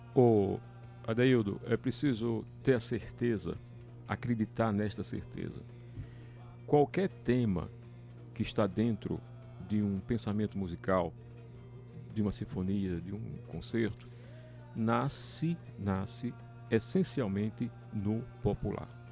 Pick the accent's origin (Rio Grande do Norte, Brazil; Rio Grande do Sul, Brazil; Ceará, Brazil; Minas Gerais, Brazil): Rio Grande do Norte, Brazil; Natal; moved away; also born or lived in Paraíba; Nasci em Natal